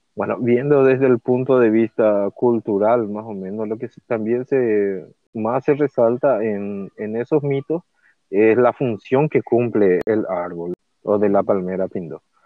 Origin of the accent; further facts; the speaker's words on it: Paraguay; soy de Paraguay